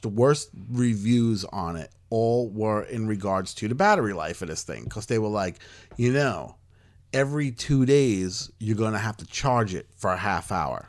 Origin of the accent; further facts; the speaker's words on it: Long Island, New York, United States; Laser tag on Long Island was big when I was a senior in high school